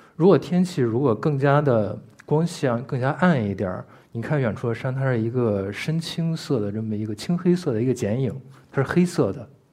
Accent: Beijing, China; 我们北京的人的话，呃，可能更熟悉一下儿，就是这个沙尘暴的颜色

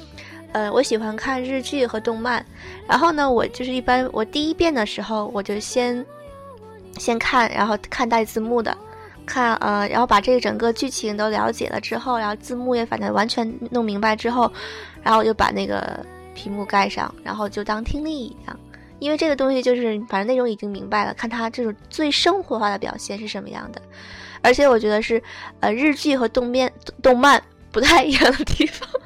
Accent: Okinawa, Japan; now in Shizuoka, Japan; 我觉得我从冲绳我乡下来的，到这边我觉得哇塞，眼花缭乱了。

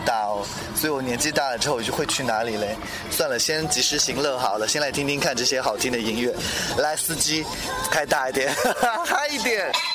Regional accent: Kunming, Yunnan, China; 因为偶尔我还是会想家。昆明

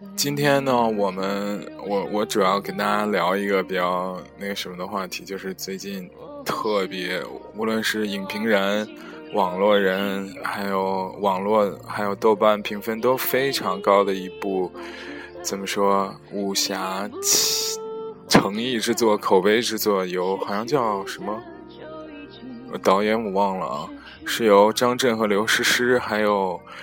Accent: Zhengzhou, Henan, China; moved away as an adult; now in Netherlands; 我们的家乡是在河南省的郑州市，那个我们现在在家乡

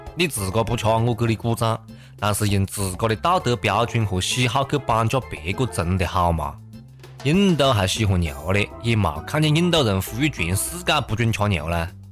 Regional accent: China; 我们中国人

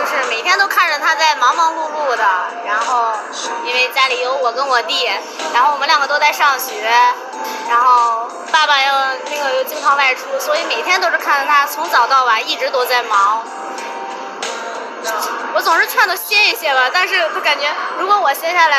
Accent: Chengde, Hebei, China; 我家就是承德本地的。

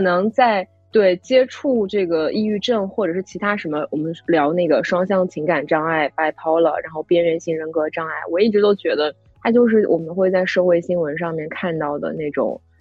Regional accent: Hefei, Anhui, China; 我的家乡合肥

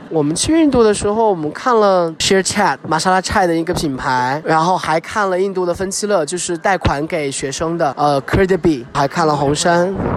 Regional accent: Sichuan, China; 我作为四川人很难忍受那种味道

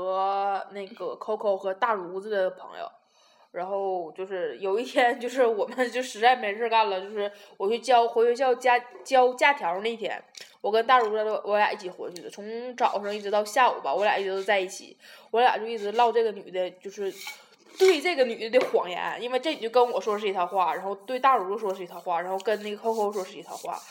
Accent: Taiwan; Hello，大家好，

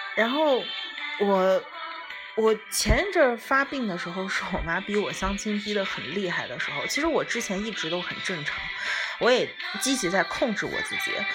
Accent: Lanzhou, Gansu, China; moved away as an adult; also born or lived in Japan; 我刚开始的时候是在兰州，就是我的家乡在兰州，我在一个非常，我们这边本土的一个非常有名的餐饮企业工作

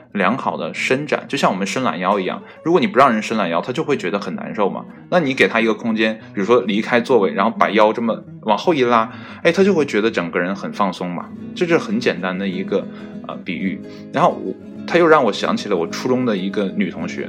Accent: Northeast China, China; also born or lived in Qihe, Shandong (ancestral home); 应该是我爷爷那辈儿啊，从山东来到东北这边，然后在这边安营扎寨，然后开始呢，啊，繁衍后代，然后才有了我这辈嘛

